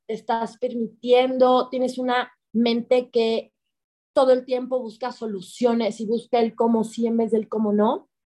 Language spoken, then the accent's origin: Spanish; Mexico; first language Spanish; si yo quería hablar español y nacer en México